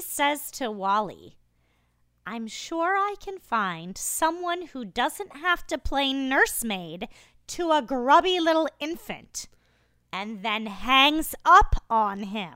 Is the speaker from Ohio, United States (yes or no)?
no; Iowa, United States; moved away; I hail originally from Iowa